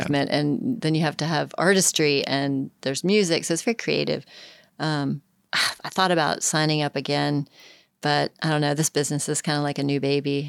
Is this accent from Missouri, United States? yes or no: no; Richmond, Virginia, United States; And I'm from Richmond